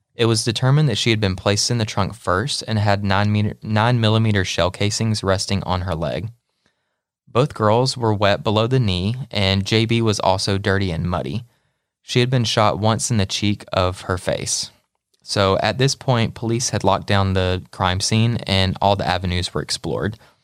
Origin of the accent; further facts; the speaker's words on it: Dothan, Alabama, United States; I'm from Dothan as well